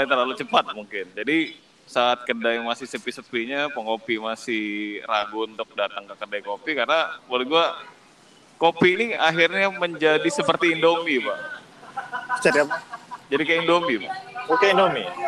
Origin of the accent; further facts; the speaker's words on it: Palembang, South Sumatra, Indonesia; Kita akan membahas scoop karena kita orang Palembang.